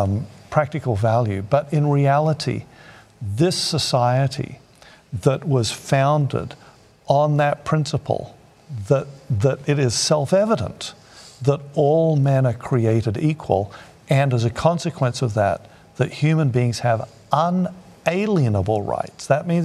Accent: Thailand; that time when we were growing up in Thailand

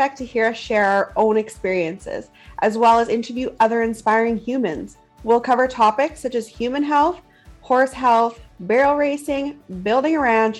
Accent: Canadian prairies, Canada

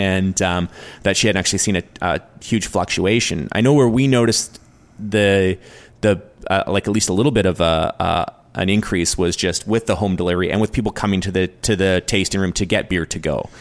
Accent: New Westminster, British Columbia, Canada; we're both from New West

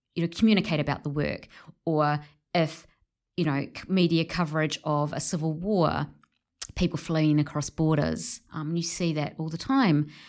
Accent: New Zealand; my positionality as a Pakeha, you know, um, a middle-class Pakeha, New Zealander

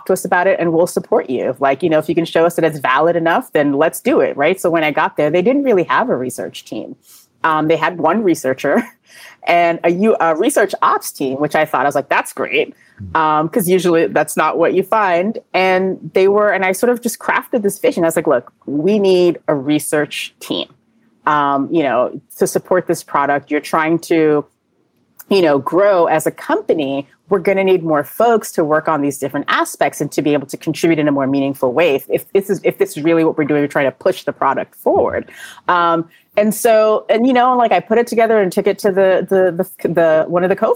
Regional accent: New York, United States; I'm a New Yorker.

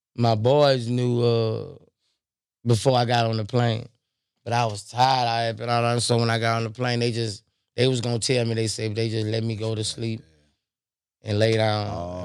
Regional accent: Baton Rouge, Louisiana, United States; I'm from Baton Rouge

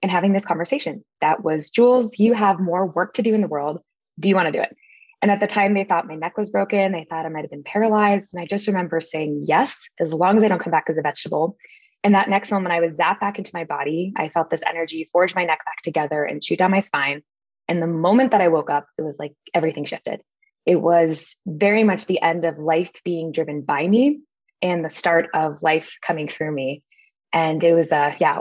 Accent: Connecticut, United States; I grew up in Connecticut on the East Coast

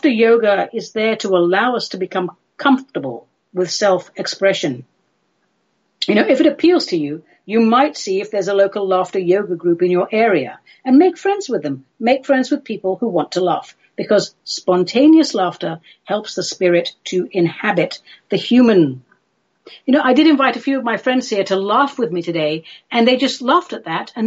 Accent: United Kingdom; I'm British

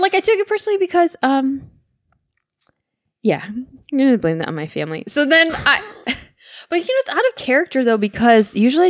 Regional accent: Midwest, United States; accent: Midwest; I still had my Midwest accent at the time because, like, I learned Spanish fluently in high school.

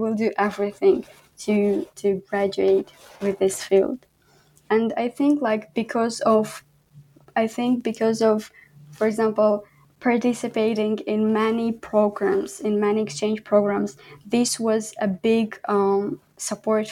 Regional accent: Khorog, Gorno-Badakhshan, Tajikistan; English is a second language; moved away as an adult; also born or lived in Kyrgyzstan; now in Canada; in Pamir or in Horog, where I live, like my hometown

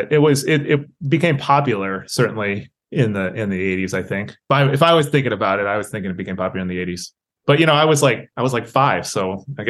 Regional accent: Austin, Texas, United States; I grew up in Austin, Texas.

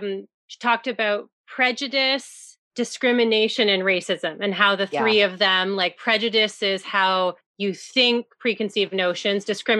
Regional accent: Burlington, Ontario, Canada; growing up in Burlington, I'll just say it, in a white, completely, you know, not completely, but a lot of white neighborhood and suburb of Toronto.

